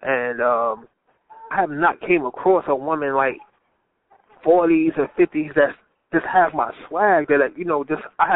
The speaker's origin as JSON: {"language": "English", "town": "New York City", "region": "New York", "country": "United States", "moved": "yes", "lives_now": "Texas, United States", "said": "I'm originally from Brownsville, New York, Brownsville, Brooklyn"}